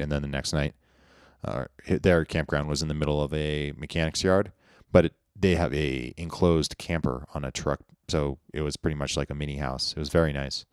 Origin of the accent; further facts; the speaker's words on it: United States; I grew up in Lake Tahoe where there's lots of ski resorts